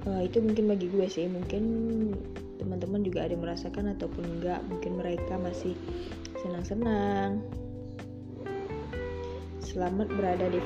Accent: Pekanbaru, Riau, Indonesia; aku dari jurusan psikologi. Aku dari Riau Pekanbaru.

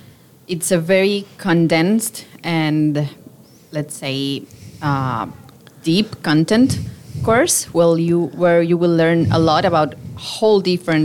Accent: Havana, Cuba; English is a second language; moved away as an adult; now in Vancouver, Canada; I come from Cuba, from Havana, and I came to Canada a year and a half ago.

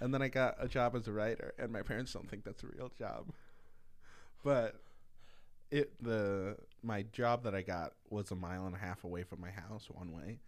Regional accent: Mapleton, Minnesota, United States; also born or lived in Marshall, Minnesota; I grew up in Mapleton

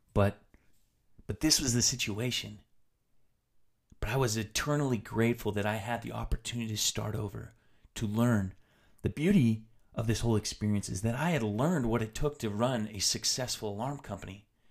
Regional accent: Tri-Cities, Washington, United States; moved away; also born or lived in Utah; I decided to move back to my hometown in, in Washington State, back to the Tri-Cities

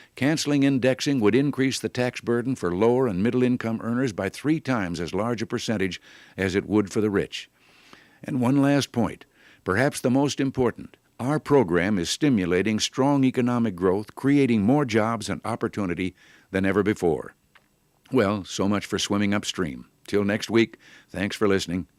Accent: Illinois, United States; moved away; As a boy growing up in Illinois

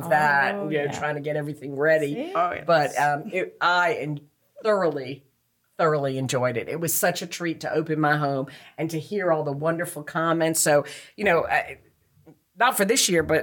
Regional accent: New York, United States; moved away as an adult; now in New Bern, United States; I grew up right outside of New York City

